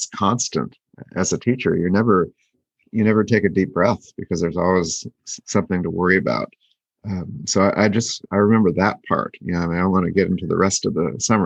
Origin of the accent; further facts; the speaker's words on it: Oregon, United States; moved away as an adult; I grew up in Oregon, and so I wanted to go see my parents.